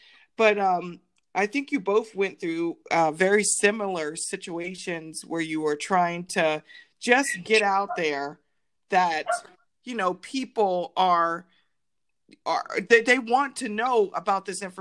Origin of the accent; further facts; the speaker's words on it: East Coast, United States; moved away; I'm from the East Coast, I live on the West